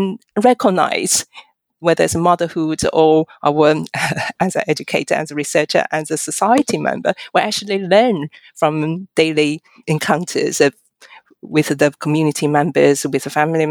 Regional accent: China; now in United Kingdom; I'm a Chinese by origin, but I'm also a British citizen.

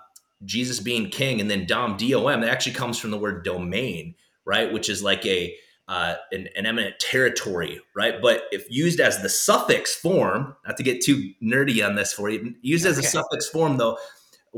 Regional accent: South Dakota, United States; I grew up in South Dakota

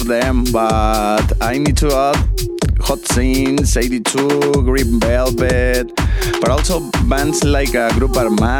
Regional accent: Sonora, Mexico; moved away as an adult; now in Monterrey, Mexico; I was born in Sonora, but I have been living in Monterrey since 2008 when I went to study and work.

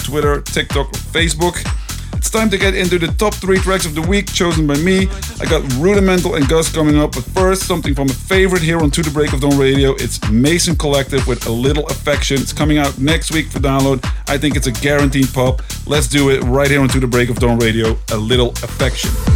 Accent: Eindhoven, North Brabant, Netherlands; my hometown Eindhoven

